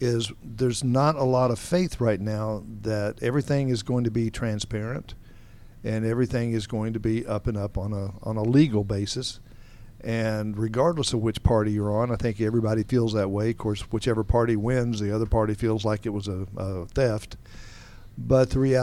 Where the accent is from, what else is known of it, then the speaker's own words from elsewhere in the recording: Roswell, Georgia, United States; also born or lived in Alpharetta, Georgia; I grew up around Roswell and Alpharetta back when it was a lot smaller.